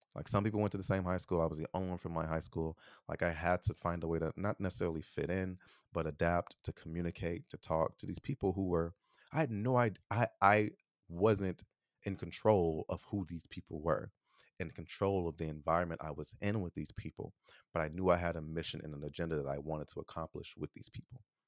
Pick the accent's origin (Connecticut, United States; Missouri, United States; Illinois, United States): Illinois, United States; Chicago; I am an American from Chicago